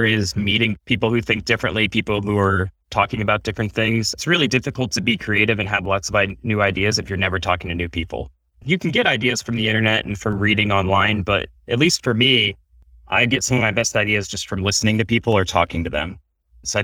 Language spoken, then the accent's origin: English; Akron, Ohio, United States; I grew up in Akron, Ohio